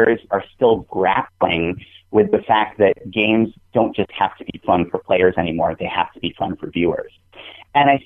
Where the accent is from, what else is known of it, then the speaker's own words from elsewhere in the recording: New England, United States; I'm from New England